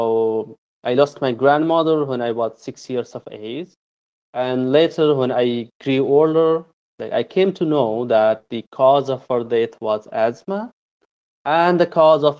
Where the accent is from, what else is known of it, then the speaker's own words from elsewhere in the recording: Nepal; moved away as an adult; now in Canada; I'm from Nepal. I was born in a rural hilly region in Nepal